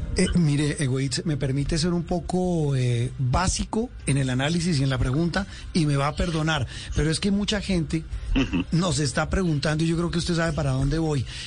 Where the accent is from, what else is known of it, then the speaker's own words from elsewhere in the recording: Colombia; en un país como el nuestro